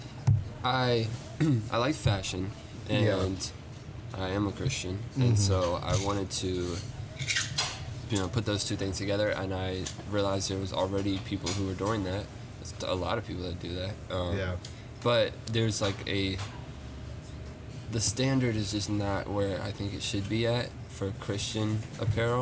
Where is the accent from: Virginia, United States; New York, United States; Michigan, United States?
Virginia, United States; Roanoke; now in Lynchburg, United States; I am originally from Roanoke, Virginia, and I moved to Lynchburg when I was in middle school